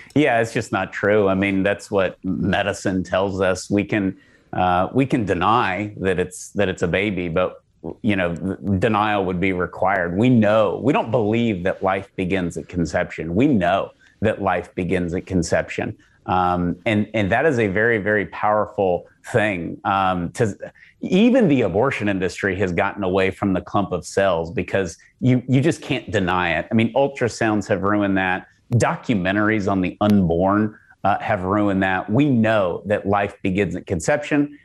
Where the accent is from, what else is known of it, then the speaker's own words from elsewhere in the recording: Texas, United States; as a Texan